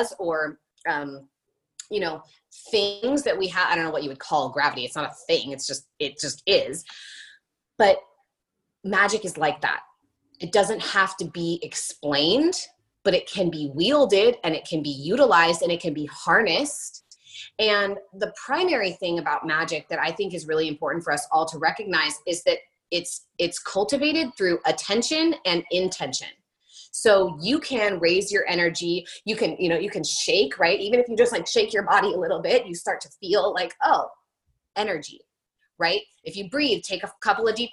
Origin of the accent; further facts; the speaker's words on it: New York City, New York, United States; as a New Yorker, like as a cynical New Yorker